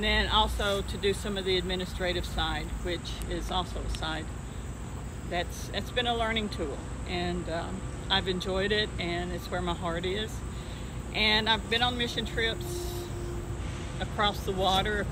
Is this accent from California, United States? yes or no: no; Smyrna, Tennessee, United States; I'm from Smyrna, Tennessee